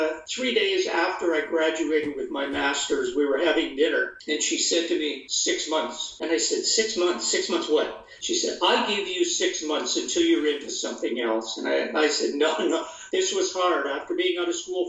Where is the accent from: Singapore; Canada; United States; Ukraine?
Canada; Perth, Ontario; moved away as an adult; also born or lived in Kingston, Ontario; now in Guelph, Canada; I was born in Perth, Ontario, a little town of 6,000 people in eastern Ontario, about an hour west of Ottawa, the capital